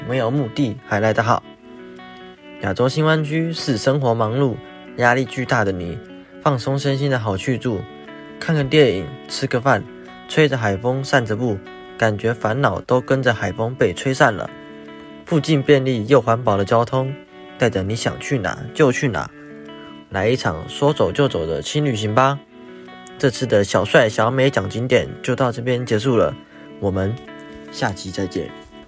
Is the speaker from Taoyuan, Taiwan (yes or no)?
no; Kaohsiung, Taiwan; 你好意思说自己是高雄人吗？开个玩笑的，趁着闲暇之余，来看看我们的家乡